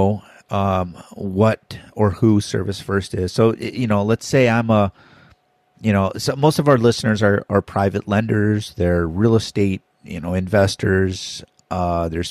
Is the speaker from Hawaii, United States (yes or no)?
yes; Hawaii, United States; also born or lived in Minnesota; I'm from Hawaii